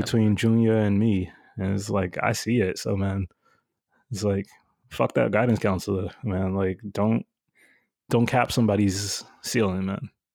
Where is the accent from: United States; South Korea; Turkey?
United States; New York City, New York; I grew up in Bushwick, and now Bushwick is all bougie